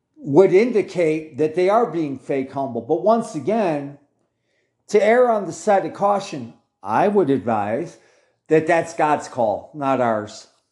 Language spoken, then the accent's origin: English; United States; me being an American